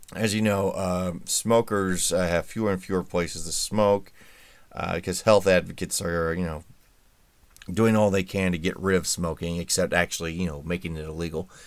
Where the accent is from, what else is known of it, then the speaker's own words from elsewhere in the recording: Indiana, United States; my home state of Indiana